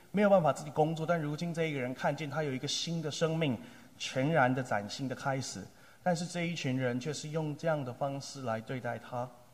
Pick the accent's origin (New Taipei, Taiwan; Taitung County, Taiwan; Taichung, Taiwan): New Taipei, Taiwan; Tamsui; moved away as an adult; also born or lived in Tainan; 我出生在马街宣教的故乡，去年我们一起庆贺北部宣教一百五十周年， 我出生在淡水